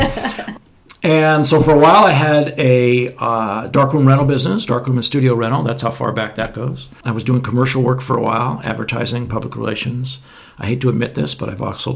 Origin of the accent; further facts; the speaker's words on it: Southern California, United States; moved away; also born or lived in Alaska; I'm originally from Southern California.